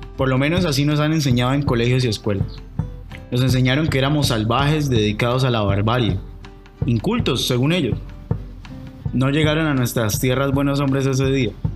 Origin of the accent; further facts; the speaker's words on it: Colombia; eso que nos hace colombianos